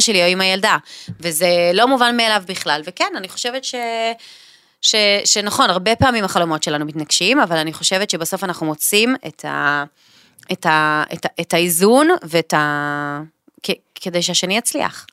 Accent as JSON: {"language": "Hebrew", "town": "Caesarea", "region": "Haifa District", "country": "Israel", "said": "אנחנו מהוותיקים של קיסריה, כאילו מהמקימים"}